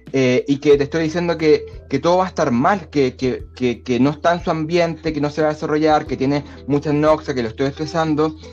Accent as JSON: {"language": "Spanish", "country": "Chile", "said": "yo soy chileno."}